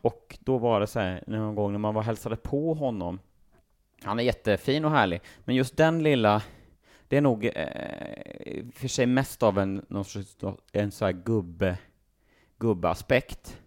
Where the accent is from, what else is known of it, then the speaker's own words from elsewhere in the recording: Sweden; vi är från Sverige